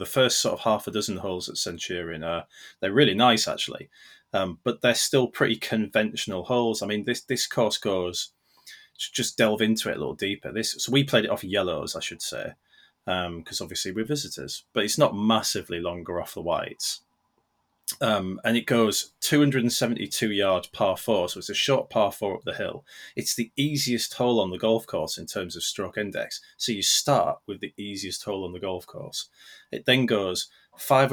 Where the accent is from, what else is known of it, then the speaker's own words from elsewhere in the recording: North East England, United Kingdom; I am born and bred in the Northeast